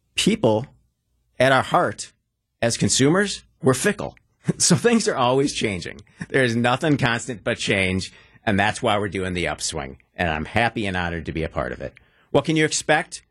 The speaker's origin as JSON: {"language": "English", "town": "Wauwatosa", "region": "Wisconsin", "country": "United States", "tie": "born or raised there", "also_born_or_lived": "Milwaukee", "said": "I'm a lifelong, passionate Milwaukeean. I grew up in Wauwatosa, beautiful tree lined Wauwatosa"}